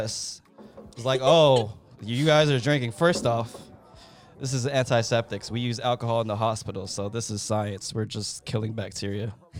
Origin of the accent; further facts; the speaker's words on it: Seattle, Washington, United States; we all from the South End.